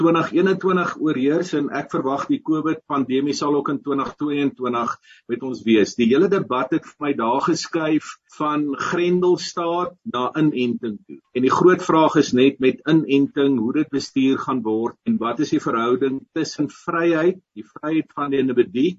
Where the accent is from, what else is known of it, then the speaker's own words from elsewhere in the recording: South Africa; ons het eintlik mekaar almal nodig